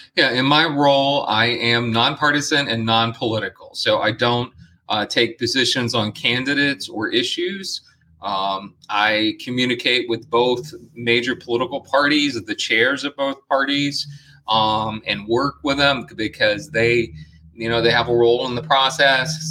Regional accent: Arcadia, Florida, United States; I grew up in Arcadia, actually, and uh, which is uh, adjacent to Soto County, is adjacent to Sarasota County, inland

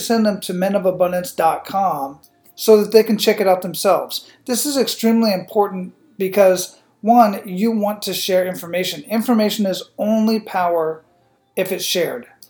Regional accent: Phoenix, Arizona, United States; I'm originally from Phoenix, Arizona

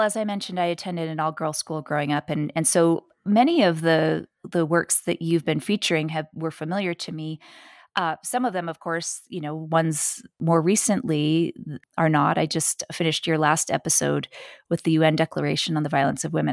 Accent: New York City, New York, United States; I was born and raised in New York City

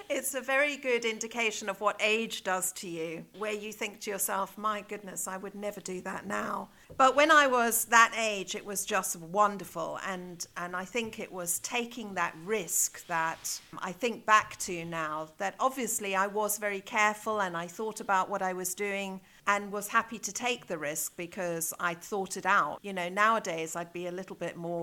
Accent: South Africa; moved away as an adult; also born or lived in Zambia / Johannesburg, South Africa / Cape Town, South Africa / Pretoria, South Africa; now in Chester, United Kingdom; I was born in Zambia and had my early years there before we moved down to South Africa as a family. So most of my education has been in South Africa

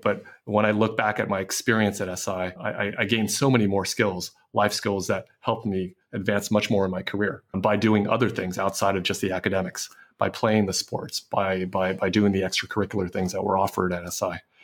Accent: San Francisco, California, United States; I grew up in San Francisco

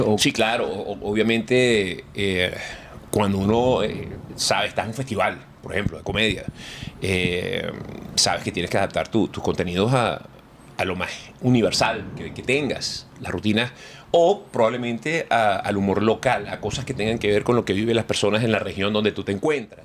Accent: Venezuela; moved away as an adult; now in Miami, United States; yo salí de Venezuela

